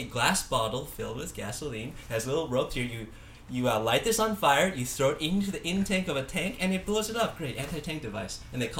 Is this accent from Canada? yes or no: no; Taiwan; my parents are from Taiwan, and I just graduated college. I can play the. I'm gonna go back to my home country for a year and study Chinese.